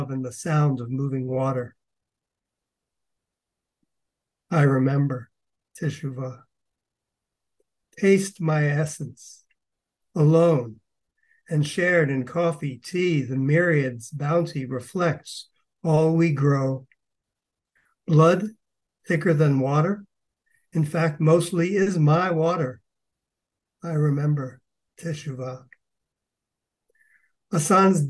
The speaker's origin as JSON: {"language": "English", "region": "East Coast", "country": "United States", "tie": "born or raised there", "said": "I'm from the East Coast, and the water was a big part of my life from early on"}